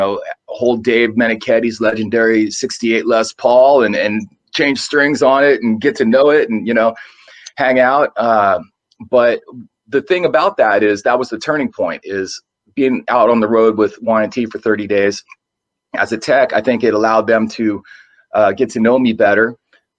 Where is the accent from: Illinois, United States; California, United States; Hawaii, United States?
California, United States; San Jose; I'm from San Jose, California